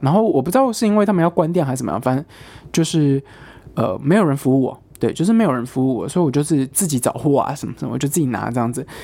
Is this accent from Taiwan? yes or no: yes; Taiwan; now in United Kingdom; 我是台湾人，然后我室友是中国人，我说他从中国来这样，我说我从台湾来